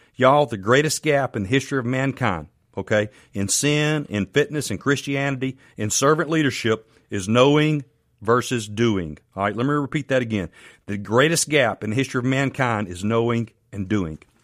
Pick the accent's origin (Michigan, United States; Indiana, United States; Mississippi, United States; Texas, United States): Mississippi, United States; Canton; also born or lived in Farm Haven, Mississippi; I'm from Canton, Mississippi